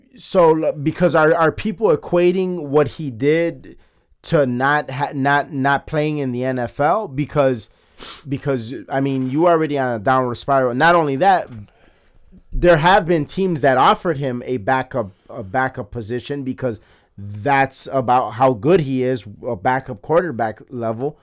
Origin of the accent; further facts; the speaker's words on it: Chicago, Illinois, United States; I'm from Chicago